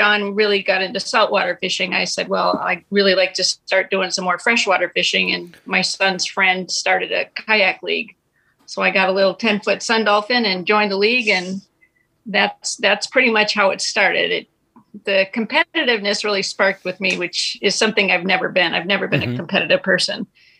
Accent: Minnesota, United States; moved away; also born or lived in New Hampshire; I did grow up in Minnesota

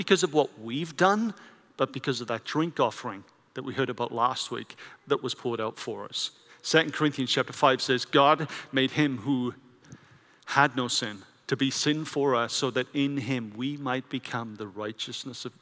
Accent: Wales, United Kingdom; I grew up in Wales with the Welsh Revival.

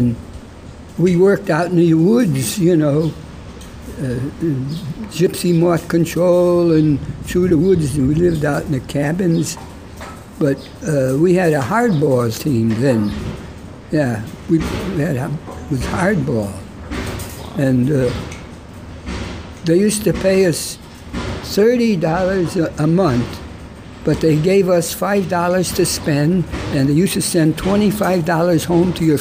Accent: New Britain, Connecticut, United States; I was born in New Britain, Connecticut, December 19, 1917

